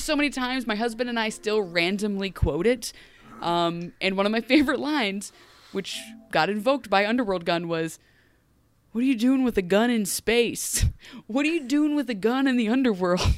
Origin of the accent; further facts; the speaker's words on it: United States; I, as an American